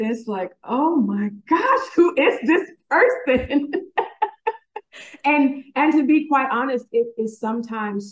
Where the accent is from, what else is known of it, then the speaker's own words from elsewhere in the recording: San Bernardino Valley, California, United States; now in Houston, United States; I am literally a Valley girl, born and raised in the San Bernardino Valley on that San Andreas fault line